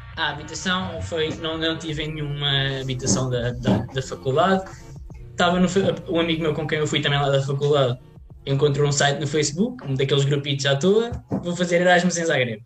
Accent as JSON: {"language": "Portuguese", "country": "Portugal", "said": "sendo português"}